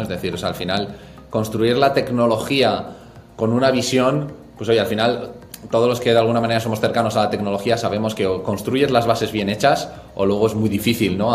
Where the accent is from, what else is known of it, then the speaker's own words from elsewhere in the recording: Pamplona, Navarre, Spain; moved away as an adult; now in Madrid, Spain; Soy de Pamplona, nací allí, estudié allí, tanto el colegio como la universidad